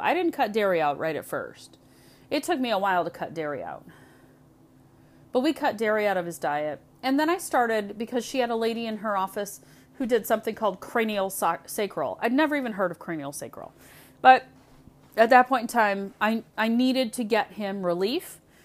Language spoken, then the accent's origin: English; Michigan, United States; also born or lived in Indiana; I was born in Indiana. but I live in Michigan now, and I've lived in Michigan most of my life